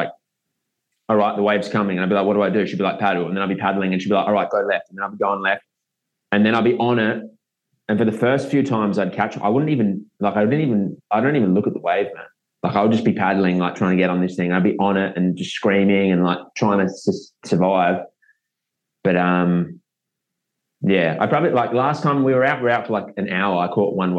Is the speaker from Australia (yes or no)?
yes; South Australia, Australia; moved away; I grew up in South Australia